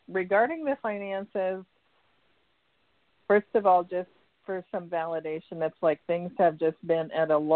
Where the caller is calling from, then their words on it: Santa Barbara, California, United States; I'm from California, Santa Barbara